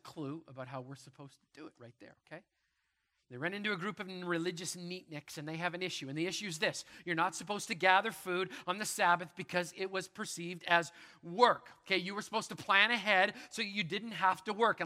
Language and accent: English; Manitoba, Canada; I grew up in Manitoba. There's wheat fields everywhere